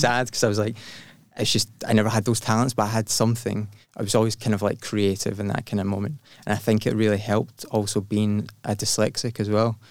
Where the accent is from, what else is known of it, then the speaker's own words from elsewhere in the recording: Glasgow, Scotland, United Kingdom; I was born in Glasgow